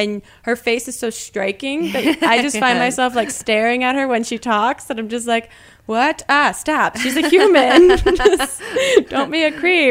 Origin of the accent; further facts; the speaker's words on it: New Jersey, United States; growing up in New Jersey